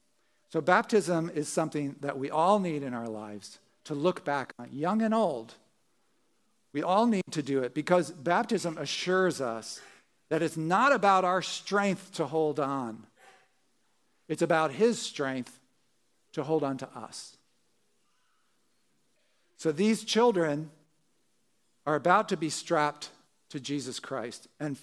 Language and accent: English; New Jersey, United States; as I said, growing up in Jersey, would go down to the shore, you know, go on these roller coasters.